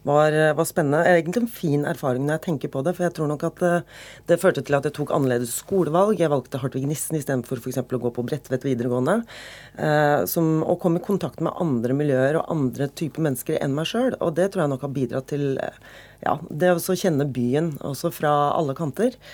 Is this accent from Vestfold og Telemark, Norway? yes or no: no; Oslo, Norway; Og de bare antok at siden jeg kom fra Veitvet og Groruddalen, at jeg antageligvis hadde sosiale problemer og problemer hjemme